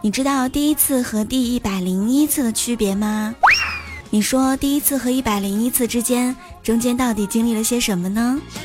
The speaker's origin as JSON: {"language": "Chinese", "region": "Shanxi", "country": "China", "tie": "born or raised there", "moved": "yes", "lives_now": "Qingdao, China", "said": "在我的老家 最出名的应该是刀削面了，因为山西是面食之乡嘛。现在在青岛的话呢"}